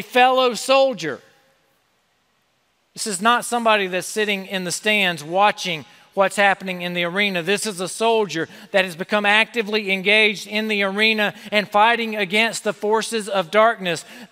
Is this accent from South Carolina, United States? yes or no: yes; South Carolina, United States; I grew up in South Carolina